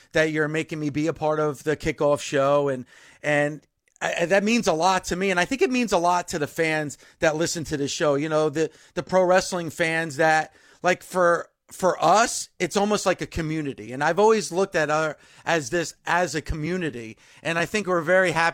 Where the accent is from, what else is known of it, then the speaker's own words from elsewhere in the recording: New Jersey, United States; here I am growing up in New Jersey